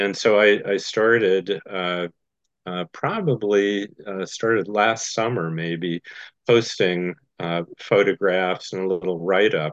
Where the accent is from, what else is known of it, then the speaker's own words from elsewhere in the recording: Goshen, Indiana, United States; my hometown Goshen had three what we called rubber factories